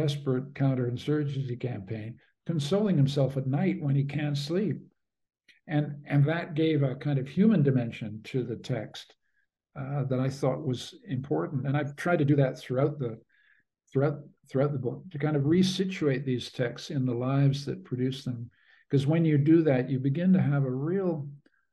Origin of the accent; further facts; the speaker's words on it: Canada; I'm a Canadian.